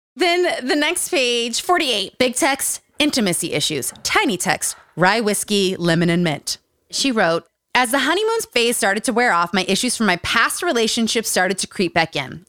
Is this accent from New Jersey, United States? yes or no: no; Utah, United States; Growing up in Utah